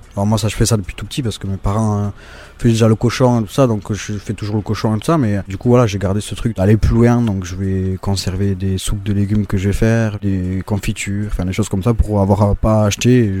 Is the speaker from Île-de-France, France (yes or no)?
no; Hasparren, Nouvelle-Aquitaine, France; je suis d'Asparien, natif d'Asparin et euh, je vis toujours à Asparin.